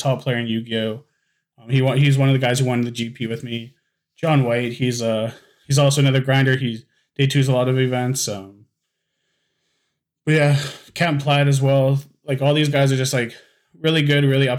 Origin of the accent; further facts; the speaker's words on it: Winnipeg, Manitoba, Canada; I'm from Winnipeg, Manitoba